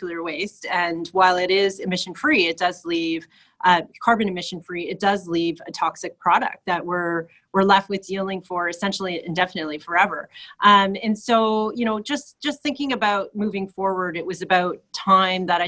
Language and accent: English; Toronto, Ontario, Canada; I grew up on the Scarborough border at Victoria Park in Lawrence, and I did grow up in an apartment building like most Scarborough youngsters